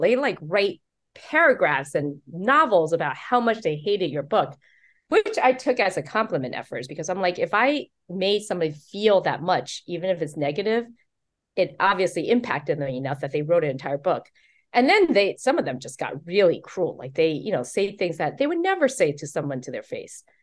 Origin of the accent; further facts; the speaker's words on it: Taiwan; also born or lived in New York City; now in United States; I was born in Taiwan. Um, so as a Taiwanese American